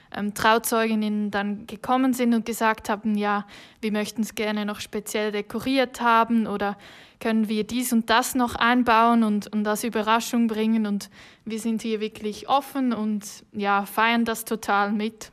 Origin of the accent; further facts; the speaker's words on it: Switzerland; accent: Swiss; wie man vielleicht hört, bin ich keine Deutsche. Ich komme aus der Schweiz, ich bin hier geboren